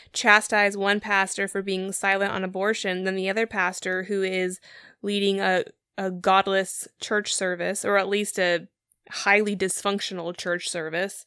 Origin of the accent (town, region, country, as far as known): United States